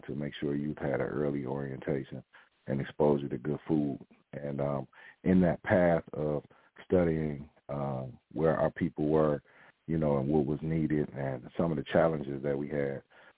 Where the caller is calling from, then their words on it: Detroit, Michigan, United States; I'm coming in from Detroit, Michigan, so it's a pleasure to be here.